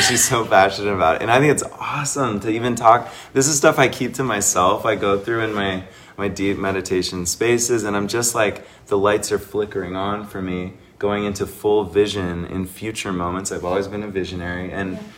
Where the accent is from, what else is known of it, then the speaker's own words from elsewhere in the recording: Seattle, Washington, United States; now in Sedona, United States; I'm from Seattle